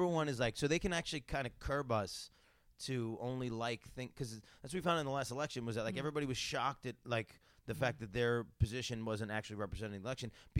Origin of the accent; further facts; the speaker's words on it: New York, United States; I'm from New York